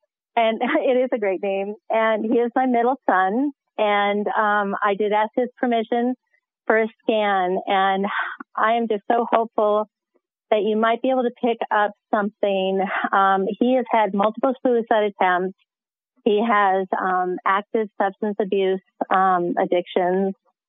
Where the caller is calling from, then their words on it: Colorado Springs, Colorado, United States; I'm calling from Colorado Springs, Colorado.